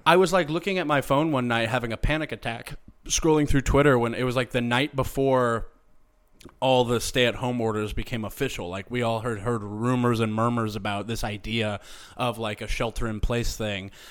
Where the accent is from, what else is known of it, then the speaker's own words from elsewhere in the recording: Springfield, Missouri, United States; Brad Pitt is from my hometown